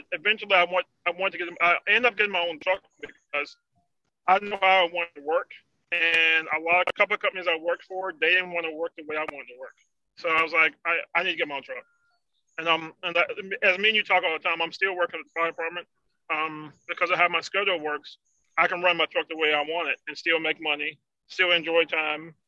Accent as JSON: {"language": "English", "town": "Emporia", "region": "Virginia", "country": "United States", "said": "I'm from Emporia"}